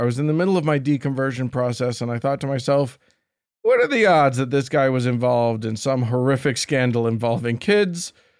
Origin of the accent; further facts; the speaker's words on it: Baltimore, Maryland, United States; it does shed a very awkward light on a piece of architecture we have here in my hometown of Baltimore.